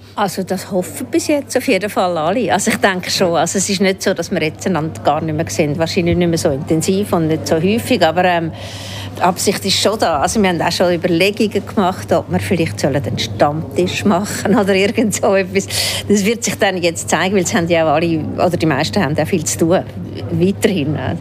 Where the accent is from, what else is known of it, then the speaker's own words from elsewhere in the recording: Zurich, Switzerland; moved away; also born or lived in Germany / Baden; ich bin nicht Aargauerin, ich bin in Zürich aufgewachsen und bin dann sehr lange in Deutschland